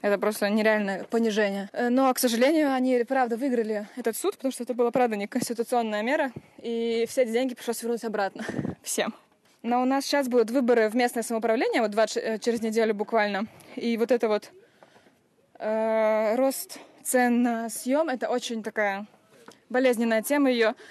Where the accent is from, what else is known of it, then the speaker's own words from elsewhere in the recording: Estonia; moved away as an adult; now in Berlin, Germany; я из Эстонии. Я живу в Берлине, и я переехала туда лет 7 назад